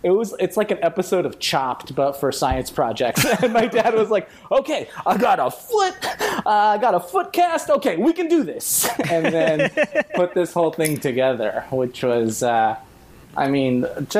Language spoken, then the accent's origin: English; Inglewood, California, United States; I grew up in Inglewood